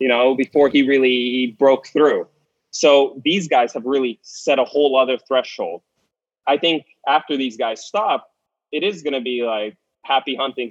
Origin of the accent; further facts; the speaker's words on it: Canada; as a Canadian